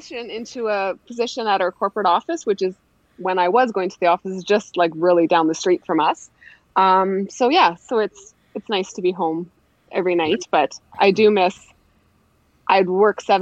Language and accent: English; Prince Albert, Saskatchewan, Canada; I grew up in Prince Albert, Saskatchewan, so just north of Saskatoon